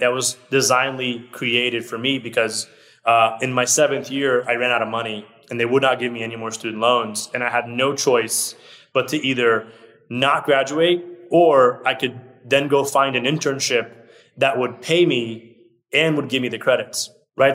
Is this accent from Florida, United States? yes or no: yes; Orlando, Florida, United States; English is a second language; also born or lived in Brazil; I moved here when I was six years old. I moved to Orlando, Florida which is where I still live today. So I lived in Orlando, Florida, pretty much my whole life